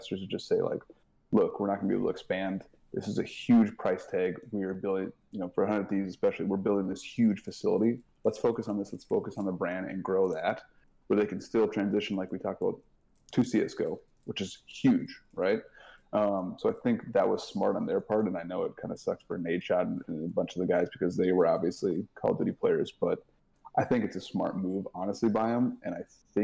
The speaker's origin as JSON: {"language": "English", "region": "Minnesota", "country": "United States", "said": "I'm from Minnesota"}